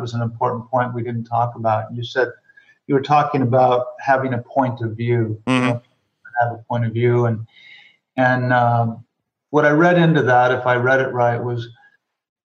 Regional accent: Rapid City, South Dakota, United States; moved away; also born or lived in West Coast; I grew up in Rapid City, South Dakota.

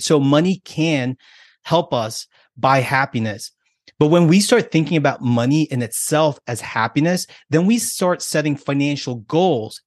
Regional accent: United States; me being American and being here in this country, I have a different set of values and different set of beliefs.

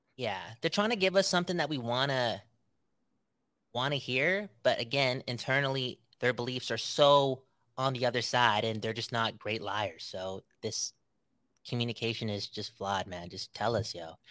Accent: Canada; we're Canadian, most of us

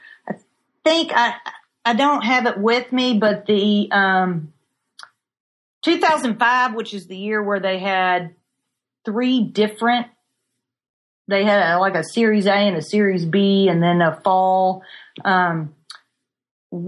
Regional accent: Frankfort, Kentucky, United States; growing up in Frankfurt, it seems like almost every morning, of course, that was a long time ago, I could smell the sour mash

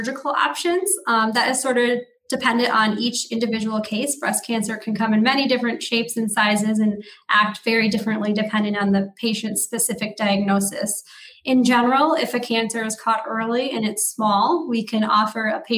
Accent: Marquette, Michigan, United States; moved away as an adult; also born or lived in New York State / Detroit, Michigan / Chicago, Illinois; now in Wisconsin, United States; I'm originally from Marquette, Michigan in the Upper Peninsula

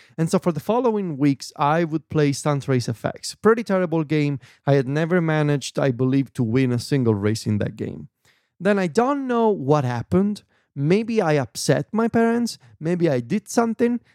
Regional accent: Viterbo, Lazio, Italy; English is a second language; my hometown in Viterbo

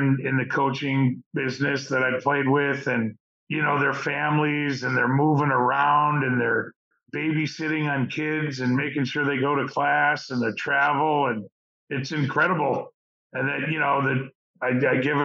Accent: Florida, United States; growing up in Florida

